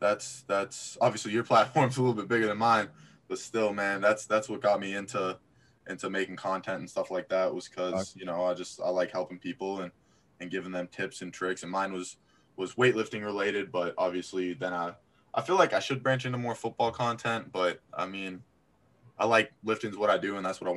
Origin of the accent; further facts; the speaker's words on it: Florida, United States; now in Manchester, United States; I go to school in New Hampshire. {S1} Yeah. {S0} I'm from Florida.